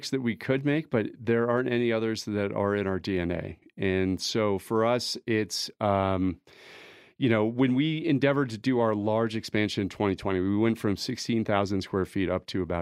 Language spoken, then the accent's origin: English; Denver, Colorado, United States; Uh, Colorado is everything for us. I'm a native. I grew up in Denver.